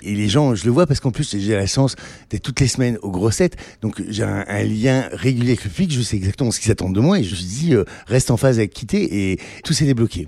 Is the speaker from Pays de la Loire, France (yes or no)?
no; the North, Hauts-de-France, France; je viens du Nord